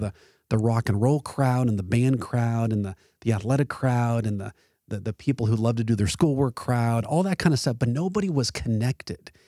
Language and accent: English; Arlington, Texas, United States; Sam Houston High School in Arlington, my ho-, my hometown essentially.